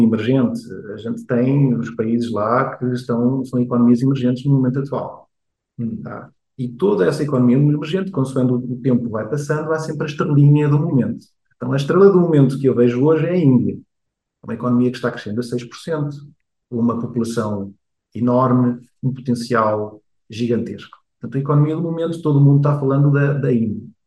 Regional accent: Portugal; moved away as an adult; also born or lived in Rio de Janeiro, Brazil / Coimbra, Portugal / Asia; Eu nasci no Rio de Janeiro, eu, ah, no Rio de Janeiro, com 4 anos vou para Portugal, onde cresço

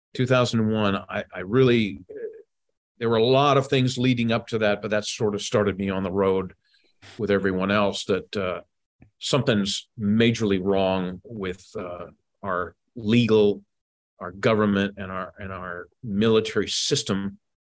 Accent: Washington, District of Columbia, United States; I grew up in Washington, D C. I was born and raised here.

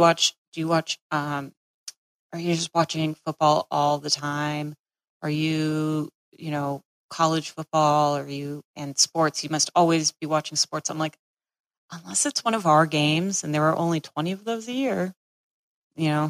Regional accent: Massachusetts, United States; now in Florida, United States; I grew up in Massachusetts

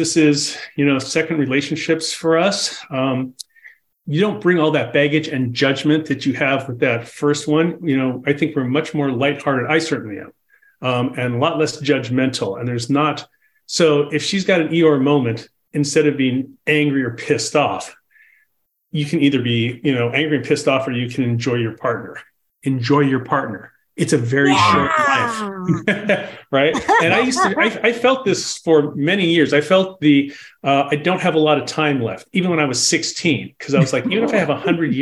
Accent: Los Angeles, California, United States; I was born and bred in Los Angeles

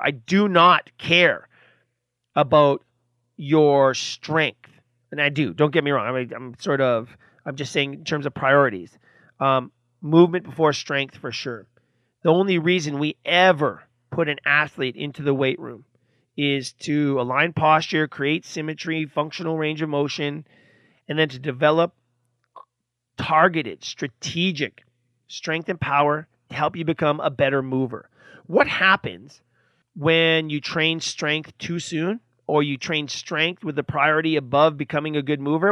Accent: Canada; I'm from Canada

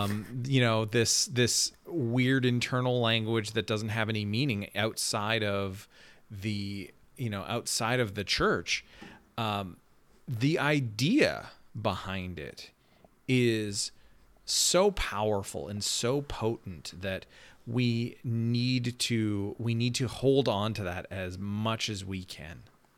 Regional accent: Canada; moved away; understanding that I'm Canadian makes me make a lot more sense

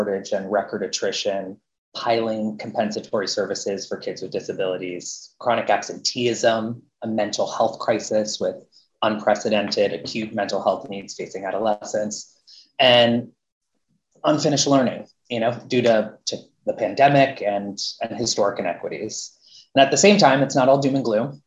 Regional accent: Miami, Florida, United States; also born or lived in New York City; now in Boston, United States; I grew up in Miami and currently live in Boston, Massachusetts

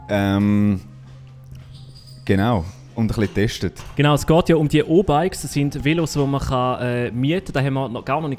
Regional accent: St. Gallen, Switzerland; Und ein Gang und durch Zürich fahren hat man als halt St. Galler eh schon Angst, weiss.

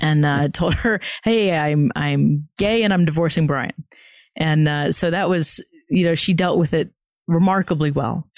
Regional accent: the South, United States; I was also born and raised in the South

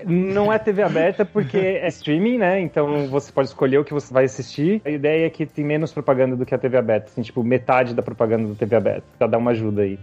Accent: São José dos Campos, São Paulo, Brazil; moved away as an adult; now in Seattle, United States; eu sou de São José dos Campos, São Paulo

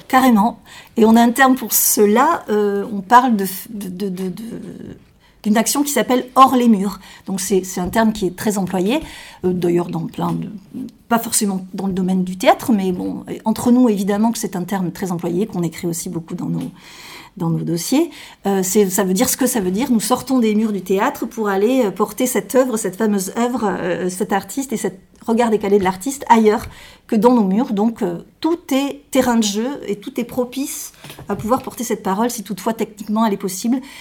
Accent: Marmande, Nouvelle-Aquitaine, France; moved away as an adult; also born or lived in Bordeaux; je suis née à Marmande, donc je suis une marmandaise, J'ai fait mes études à Marmande jusqu'au bac

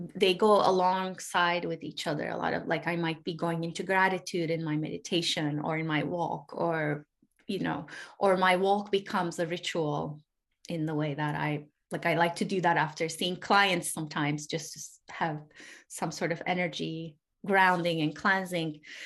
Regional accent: Turkey; also born or lived in Europe; now in United States; I grew up in Turkey. I live in the US. I actually lived in Europe for a little bit.

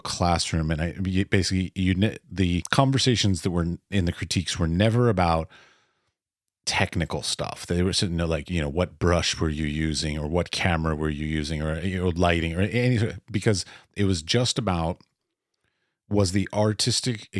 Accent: United States; I'm was born and raised in America

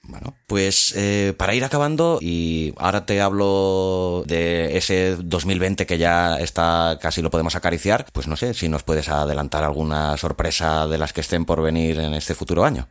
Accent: Catalonia, Spain; yo como catalán

